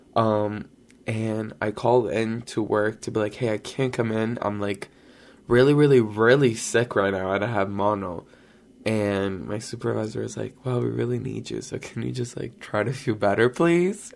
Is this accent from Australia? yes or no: no; Brazil; moved away; I grew up in Brazil